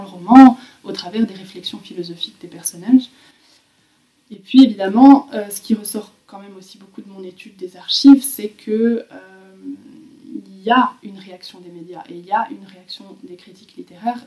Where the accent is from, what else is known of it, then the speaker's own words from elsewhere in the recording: Belgium; J'ai grandi en Belgique, entre eux, la Flandre et la Wallonie.